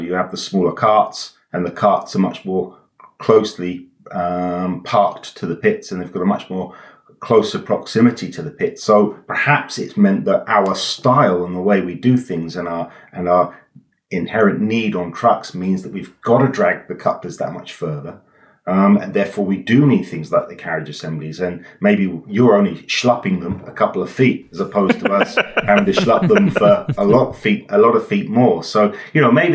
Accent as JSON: {"language": "English", "region": "England", "country": "United Kingdom", "said": "I'm English, not German"}